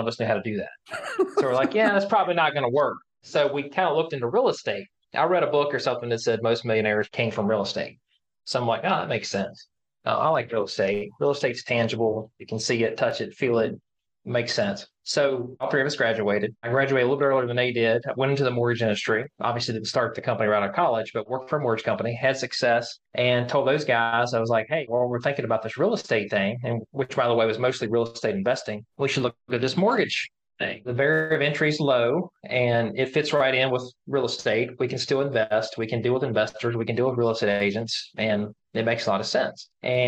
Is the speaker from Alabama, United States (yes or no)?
no; Alleghany County, Virginia, United States; the three of us know each other since we were kids and growing up in Allegheny County, Virginia. That's our county